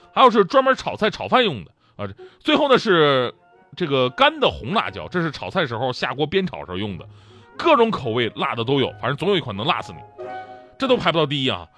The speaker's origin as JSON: {"language": "Chinese", "region": "Northeast China", "country": "China", "also_born_or_lived": "Wenzhou", "moved": "as an adult", "said": "我是东北人啊"}